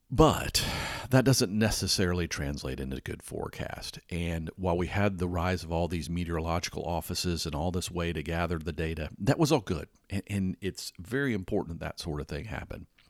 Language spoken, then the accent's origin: English; Atlanta, Georgia, United States; I grew up in Atlanta, Georgia